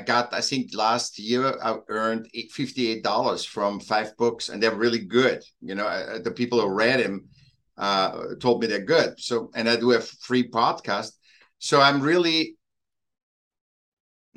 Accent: Vienna, Austria; moved away; also born or lived in Newport Beach, California; I was born in Vienna, Austria, in Europe

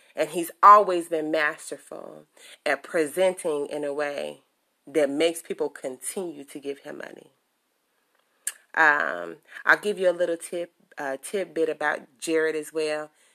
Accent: Chicago, Illinois, United States; I am from Chicago, born and raised

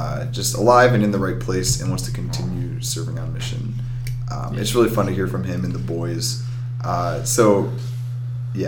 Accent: Wadsworth, Ohio, United States; growing up in the Wadsworth, Ohio, it's near Akron

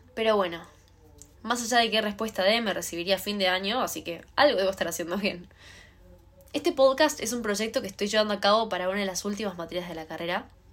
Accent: Buenos Aires, Argentina; soy de Cava. Cerca del obelisco, por ahí, me encuentro yo.

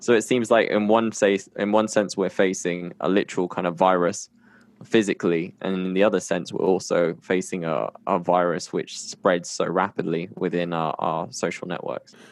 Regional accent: United Kingdom; now in Colombia; I'm based in Colombia and I'm from the U K

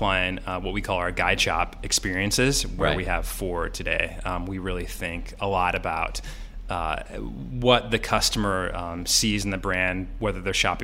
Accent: Santa Fe, New Mexico, United States; also born or lived in Kansas City; now in Chicago, United States; My family moved to Santa Fe, New Mexico when I was pretty young.

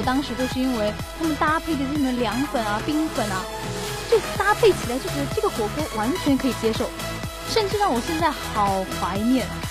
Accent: Guangdong, China; 咱们广东的

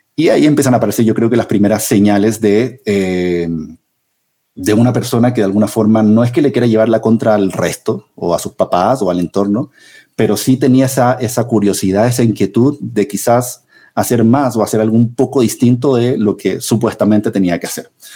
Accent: central Chile, Chile; moved away as an adult; also born or lived in Santiago, Chile; now in Colombia; hace 38 años em, en la zona central de Chile

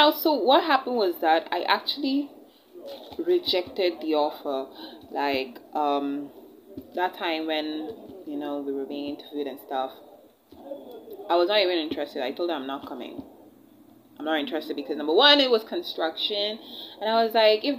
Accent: India; moved away; I wasn't born in Nigeria and I wasn't brought up in Nigeria. I was actually born and brought up in India

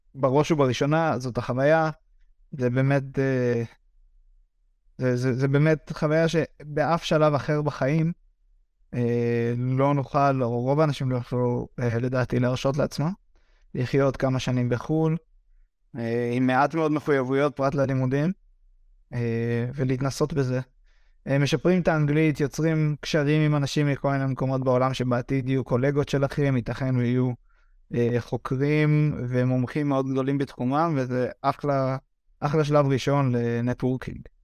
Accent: Misgav, Northern District, Israel; moved away as an adult; now in Brno, Czech Republic

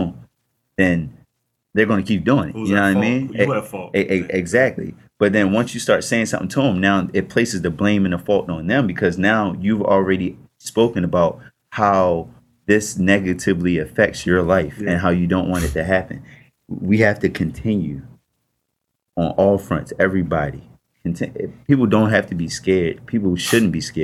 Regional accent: Baltimore, Maryland, United States; I grew up in Baltimore

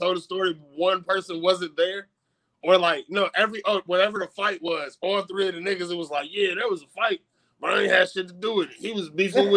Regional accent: Detroit, Michigan, United States; I'm from Detroit.

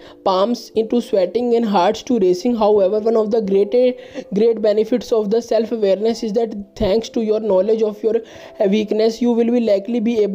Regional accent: India; I am from India

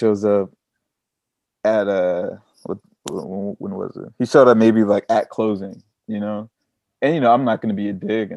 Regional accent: Long Beach, California, United States; moved away as an adult; now in Copenhagen, Denmark; We're both from Long Beach

